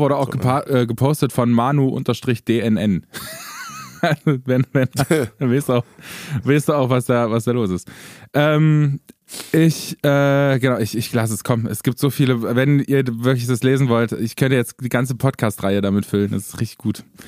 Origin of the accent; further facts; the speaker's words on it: Eisleben, Saxony-Anhalt, Germany; meine Geburtsstadt Eisleben